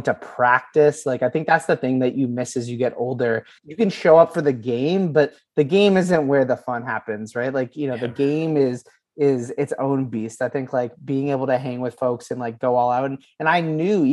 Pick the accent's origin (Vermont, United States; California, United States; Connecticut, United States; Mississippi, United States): Vermont, United States; also born or lived in Boston, Massachusetts; I was born in Boston, moved to Vermont like when I was 9. And so I considered myself a Vermonter